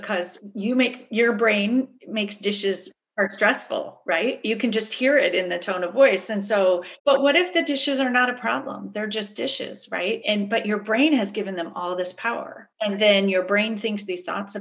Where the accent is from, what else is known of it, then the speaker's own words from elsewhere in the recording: Berkeley, California, United States; I grew up in Berkeley, so it's kind of a crunchy granola background to start